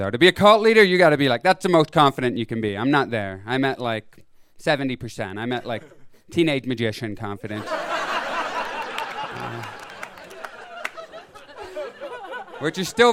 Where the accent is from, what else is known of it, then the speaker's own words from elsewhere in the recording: Canada; I'm from Canada